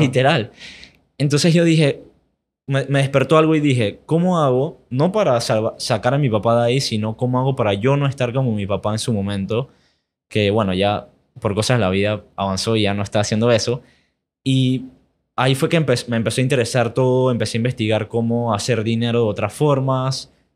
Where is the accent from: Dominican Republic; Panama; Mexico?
Panama; also born or lived in United States; mis papás son de aquí, mis abuelos también son de aquí, yo nunca he ido a Europa. Así que soy panameño.